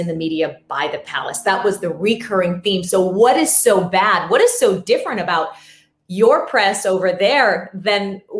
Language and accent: English; United States; As an American